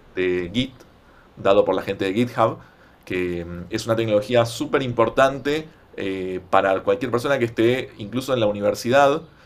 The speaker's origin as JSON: {"language": "Spanish", "region": "Buenos Aires", "country": "Argentina", "said": "en la ciudad de Buenos Aires, ¿no? que es de donde soy yo"}